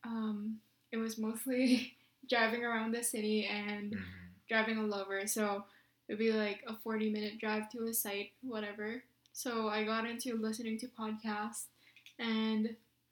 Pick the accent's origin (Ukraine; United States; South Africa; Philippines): Philippines; I'm Filipino. I'm from the Philippines.